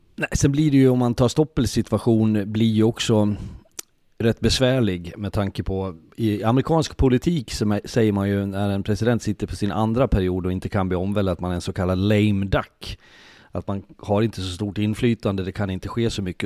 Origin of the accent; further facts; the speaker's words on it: Leksand, Dalarna County, Sweden; Jag är född och uppvuxen i Leksand, bor i Leksand